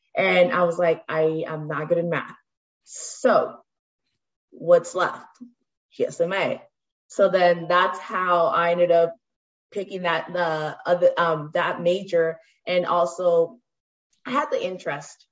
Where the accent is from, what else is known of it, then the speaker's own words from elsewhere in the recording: Stockton, California, United States; I come from Stockton, so um, I grew up in most of the you know South Side inner city